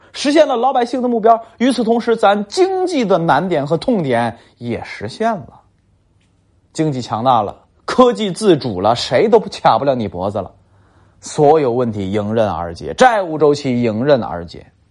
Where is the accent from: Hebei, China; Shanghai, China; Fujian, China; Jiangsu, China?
Hebei, China; Tangshan; 包括我老家唐山都是